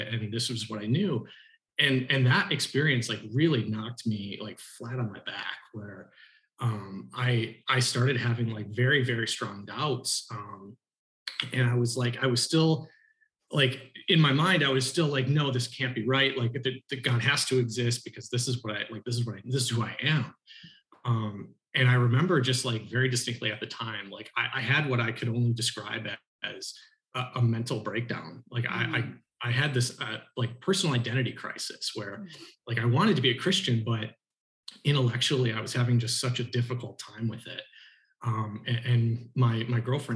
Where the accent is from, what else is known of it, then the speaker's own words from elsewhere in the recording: Oxford, Michigan, United States; I grew up here in the Archdiocese of Detroit. I grew up in a little town called Oxford, which is in northern Oakland County.